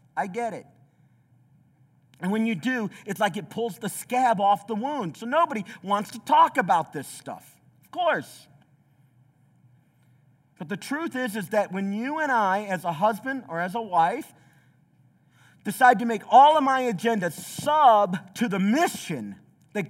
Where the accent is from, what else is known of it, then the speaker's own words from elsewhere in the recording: southeast Tennessee, United States; also born or lived in Chicago; I grew up in the southeast of Tennessee. I was born in Chicago, southeast Tennessee